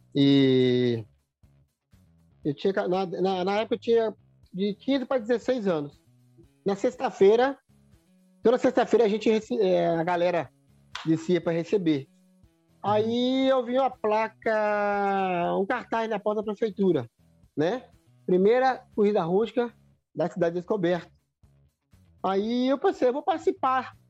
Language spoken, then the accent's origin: Portuguese; Minas Gerais, Brazil; now in Águas Lindas de Goiás, Brazil; Sou mineiro descoberto, né? E hoje eu moro em torno de Brasília